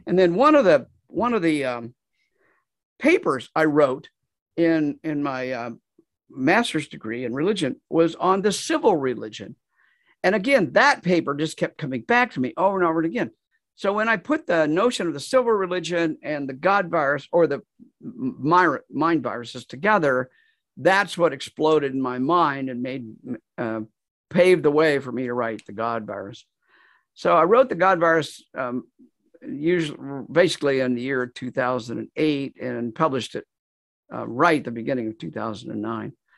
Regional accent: Kansas, United States; moved away as an adult; also born or lived in Nashville, Tennessee; moved back to, to my home state of Kansas, and I've been there here ever since

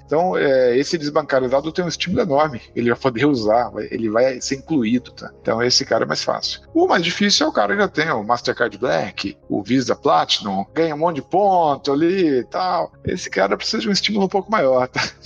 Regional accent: Alumínio, São Paulo, Brazil; also born or lived in Sorocaba; Eu nasci em Sorocaba, na verdade, porque eu era de alumínio, é um distrito de Mairink, que agora virou cidade

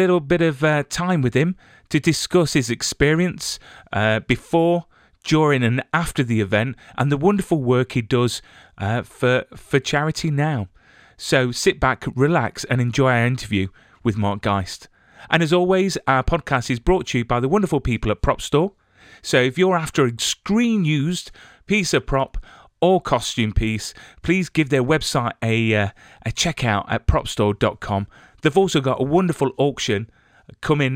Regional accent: England, United Kingdom; I'm English

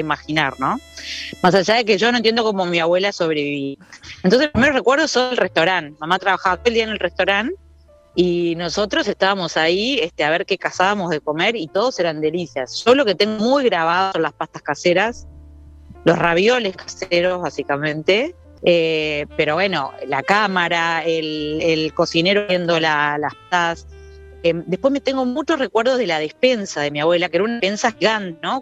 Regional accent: Piriápolis, Maldonado, Uruguay; yo me crié en Iriápolis

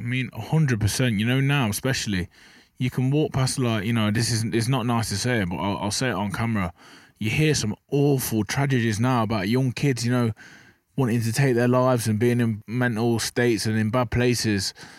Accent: Burton upon Trent, West Midlands, United Kingdom; I'm from Burton on Trent, you know, pe-, people wanna Google that. It's just a small town.

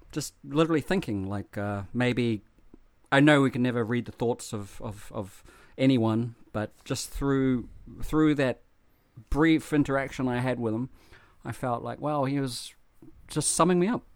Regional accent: New Zealand; moved away; growing up in New Zealand

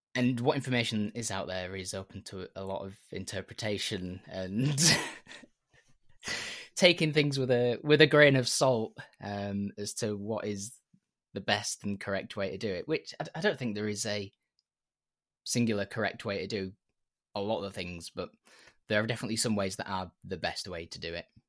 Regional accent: York, Yorkshire and the Humber, United Kingdom; I'm from York, which is in Yorkshire in the UK.

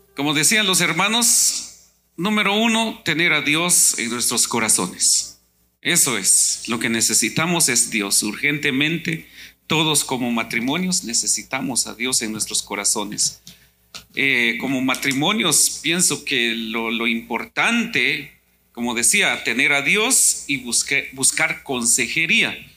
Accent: Guatemala; moved away; yo soy de Guatemala

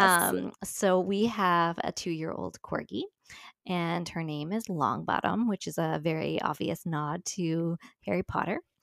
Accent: St. John's, Newfoundland and Labrador, Canada; now in Ontario, Canada; my hometown of Saint John's, Newfoundland

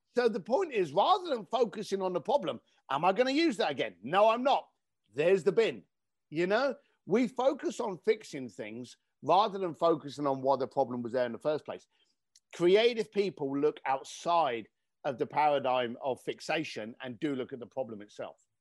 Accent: London, United Kingdom; moved away; I grew up in East London

